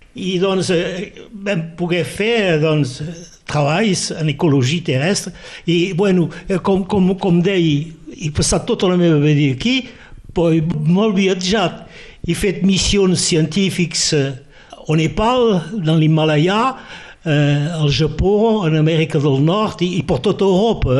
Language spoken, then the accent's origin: Catalan; Perpignan, Occitania, France; born or raised there; first language Catalan; also born or lived in Sant Jaume